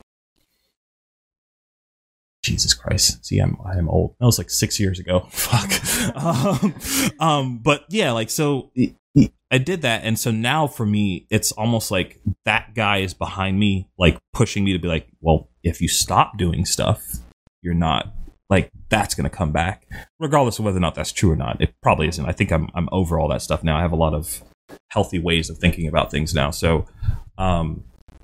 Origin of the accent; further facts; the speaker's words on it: United States; now in Central Florida, United States; I'm from South/North Carolina